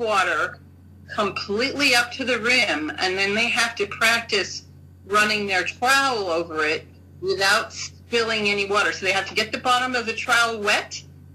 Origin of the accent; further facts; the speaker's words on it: United States; moved away; also born or lived in Japan; I'm an American